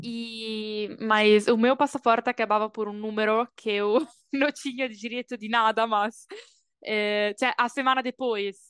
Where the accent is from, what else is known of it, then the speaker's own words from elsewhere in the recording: Bologna, Emilia-Romagna, Italy; Portuguese is a second language; moved away as an adult; also born or lived in Brazil / Colombia; nasci em Bologna, una cidade no norte da Itália, E quando eu tinha 18 anos, decidi já tudo e viajar pelo Brasil.